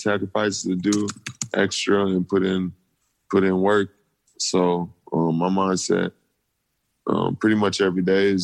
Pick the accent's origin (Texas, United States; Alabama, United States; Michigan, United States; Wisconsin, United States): Michigan, United States; Lansing; growing up in Lansing, Michigan, it's a small town where not a lot of people make it out of there